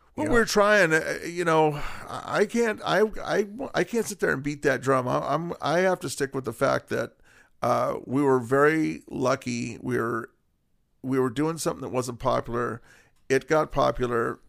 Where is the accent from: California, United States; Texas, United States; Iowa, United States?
California, United States; Whittier; born and raised in Whittier